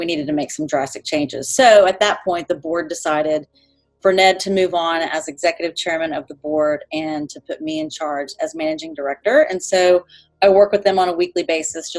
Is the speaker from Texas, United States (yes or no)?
yes; Texas, United States; born and raised in Texas, I've been in Austin for over 20 years